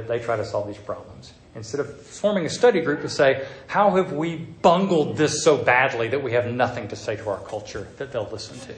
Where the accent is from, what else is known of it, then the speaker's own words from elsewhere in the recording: the South, United States; accent: southern; my southern accent